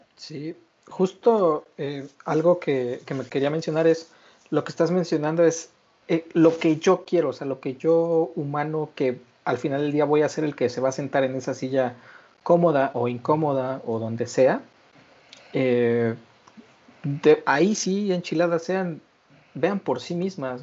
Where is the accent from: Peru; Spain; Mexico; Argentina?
Mexico; como mexicanos somos muy eh, enamoradizos